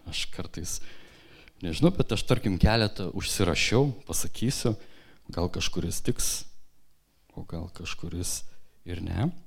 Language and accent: Lithuanian; Kupiškis, Panevėžys County, Lithuania; aš augau mažame miestelėje, Kupiškyje, ir ten buvo miestelis su didelė bažnyčia.